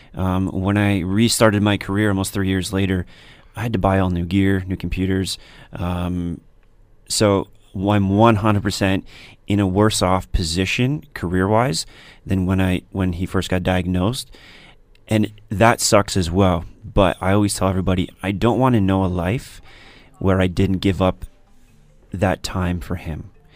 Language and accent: English; Stoney Creek, Ontario, Canada; I grew up in Stony Creek